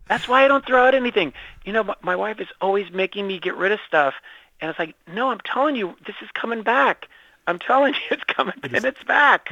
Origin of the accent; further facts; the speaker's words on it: San Diego, California, United States; I'm from San Diego